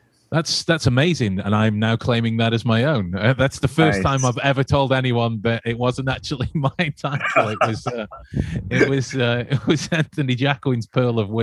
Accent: Staffordshire, West Midlands, United Kingdom; I'm from England, right in the center of England, in a place called Staffordshire.

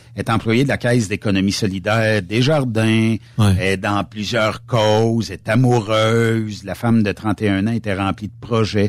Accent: Ferme-Neuve, Quebec, Canada; Saint-Joseph, chez nous à Fermeneuve

